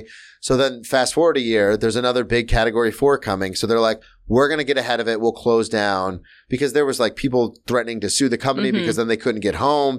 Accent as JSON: {"language": "English", "region": "Florida", "country": "United States", "tie": "born or raised there", "said": "Because growing up in Florida, it was always the end of days."}